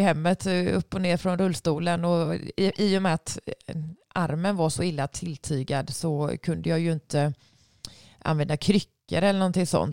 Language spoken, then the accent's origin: Swedish; Sweden; hemma i Sverige